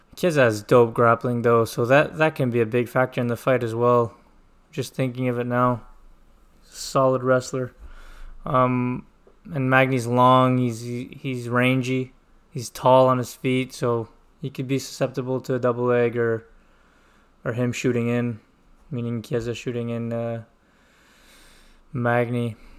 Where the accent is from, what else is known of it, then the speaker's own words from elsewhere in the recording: Montreal, Quebec, Canada; I am from Montreal